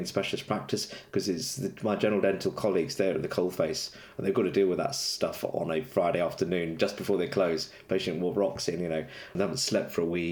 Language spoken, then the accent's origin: English; London, United Kingdom; moved away as an adult; now in Manchester, United Kingdom; I'm actually a Londoner, but I now live in Manchester